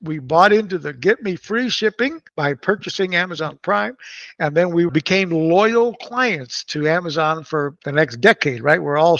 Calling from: Mexico City, Mexico; I'm actually calling in from Mexico City right now. I've been traveling here in Mexico for the last month

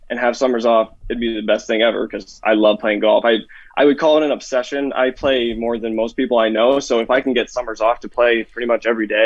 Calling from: Denison, Iowa, United States; Uh, uh, Denison, Iowa, uh, southwest Iowa, somewhere in there.

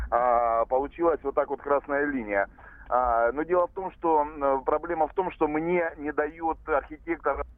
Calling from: Rostov-on-Don, Rostov Oblast, Russia; Я, я вам звоню из Ростова-на-Дону

